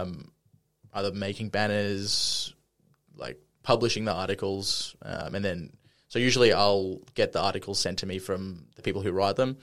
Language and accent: English; Brisbane, Queensland, Australia; I'm born and raised in Brisbane.